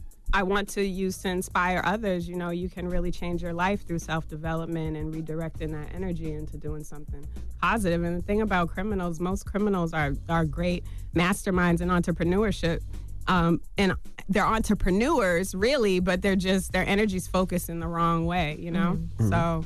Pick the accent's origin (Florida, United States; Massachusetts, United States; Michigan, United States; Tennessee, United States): Massachusetts, United States; Boston; From Boston. Mm-hmm. I'm from Boston, Mass.